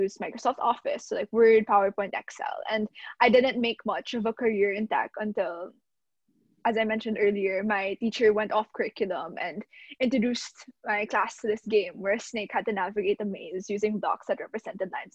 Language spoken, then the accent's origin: English; Manila, Metro Manila, Philippines; I'm from the Philippines. So I was born and raised in Manila, Philippines, the capital